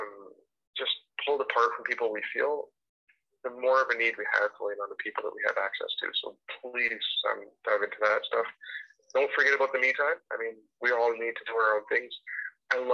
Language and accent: English; Edmonton, Alberta, Canada; also born or lived in Greater Vancouver; now in Vancouver, Canada; I grew up in Edmonton, Alberta